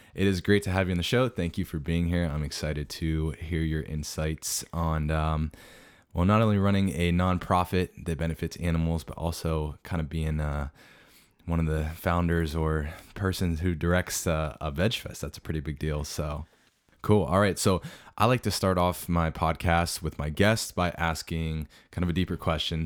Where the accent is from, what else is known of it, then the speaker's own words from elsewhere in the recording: South Central Pennsylvania, United States; my hometown area of South Central P